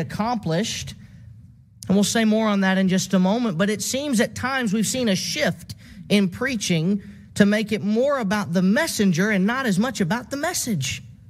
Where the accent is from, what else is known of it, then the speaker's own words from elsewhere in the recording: Southaven, Mississippi, United States; my local congregation growing up in South Haven, Mississippi